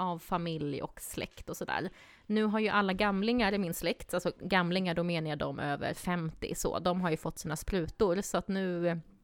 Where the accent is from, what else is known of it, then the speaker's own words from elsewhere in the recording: southern Sweden, Sweden; moved away; jag kommer från södra Sverige